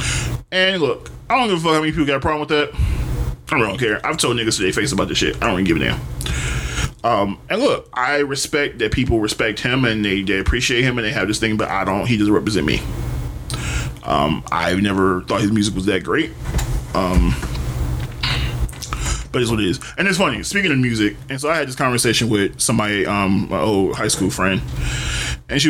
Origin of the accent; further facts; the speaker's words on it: Detroit, Michigan, United States; I'm from Detroit